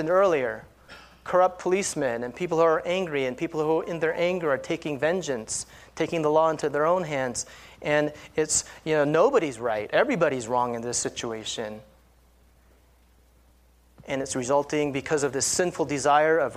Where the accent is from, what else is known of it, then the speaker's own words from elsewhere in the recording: California, United States; I grew up in California